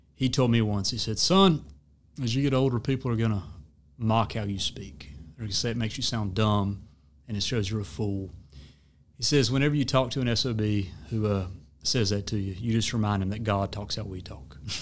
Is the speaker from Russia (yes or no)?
no; the South, United States; accent: Southern; how Southerners understand ourselves